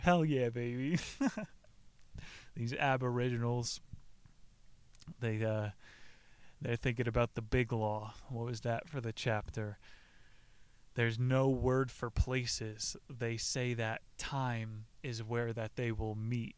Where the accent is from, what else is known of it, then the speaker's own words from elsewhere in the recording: New Jersey, United States; I grew up in New Jersey